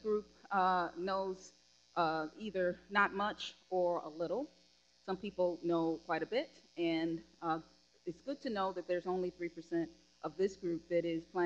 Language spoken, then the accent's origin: English; Chicago, Illinois, United States; my hometown